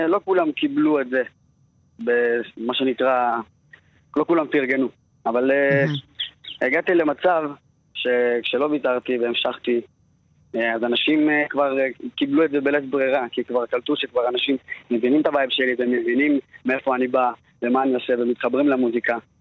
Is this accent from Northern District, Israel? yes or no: no; Beit Shemesh, Jerusalem District, Israel; also born or lived in Tirat Carmel, Haifa; מבית שמש. נולדתי בצפון, בחיפה, טירת כרמל.